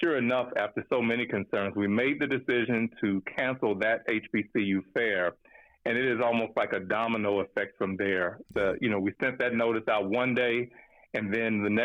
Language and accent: English; Louisiana, United States; moved away; I'm from Louisiana